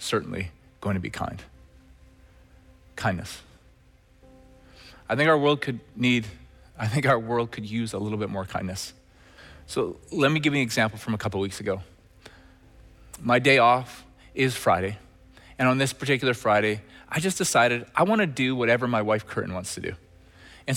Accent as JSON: {"language": "English", "town": "Red Deer", "region": "Alberta", "country": "Canada", "tie": "born or raised there", "moved": "yes", "said": "my days growing up in Red Deer, Alberta"}